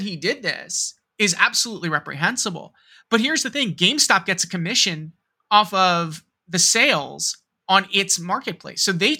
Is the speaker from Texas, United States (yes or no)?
no; New York, United States; also born or lived in Cincinnati, Ohio; I'm from the Metro New York area. I was born and raised here. 9/11 hit home, quite literally.